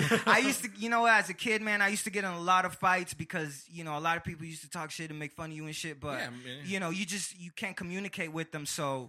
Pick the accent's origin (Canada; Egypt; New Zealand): Egypt; because like I said, I'm from Egypt, and you know it's an Egyptian name.